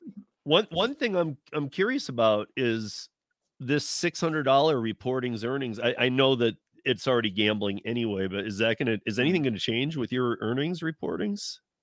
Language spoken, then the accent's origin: English; Michigan, United States; from Michigan